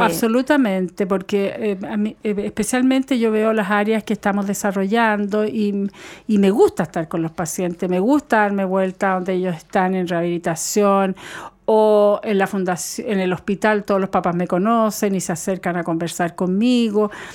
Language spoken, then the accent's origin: Spanish; Chile; los niños en mi país